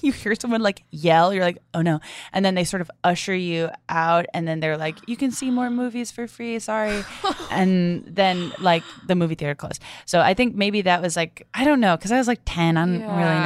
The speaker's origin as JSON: {"language": "English", "region": "Southern Massachusetts", "country": "United States", "tie": "born or raised there", "said": "I'm from Southern Massachusetts, which is near Rhode Island"}